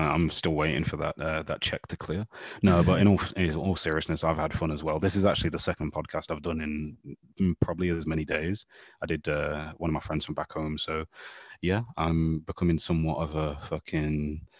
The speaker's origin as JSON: {"language": "English", "region": "England", "country": "United Kingdom", "said": "even though I'm from England, I knew very little about modern English history."}